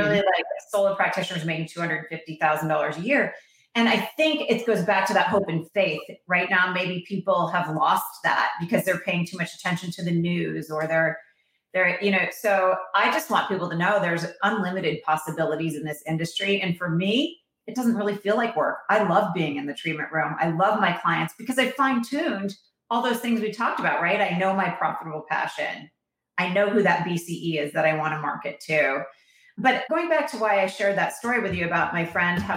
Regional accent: Vermont, United States; now in California, United States; I'm from Vermont, so outdoorsy girl since I was a little girl

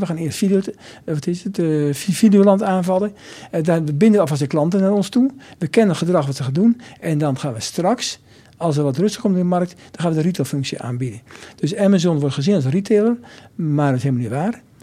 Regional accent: Nijmegen, Gelderland, Netherlands; also born or lived in near Arnhem; ik ben in Nijmegen opgegroeid

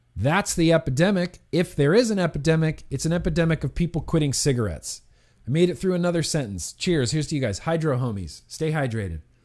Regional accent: United States; we, as American citizens

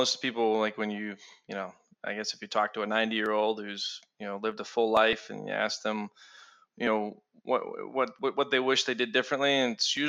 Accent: Boston, Massachusetts, United States; moved away as an adult; now in Atlanta, United States; I live here in Atlanta, and I'm originally from Boston.

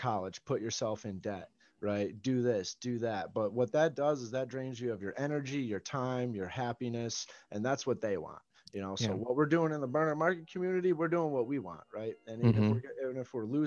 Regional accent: Chicagoland area, Illinois, United States; Midwest, right? Right, Chicagoland area

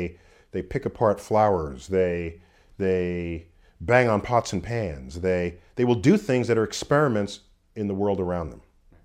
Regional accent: New York City, New York, United States; Born and raised in New York City.

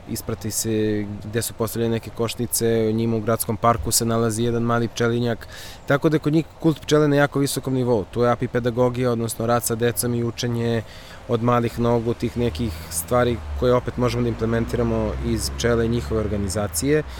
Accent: Serbia; kod nas u Srbiji

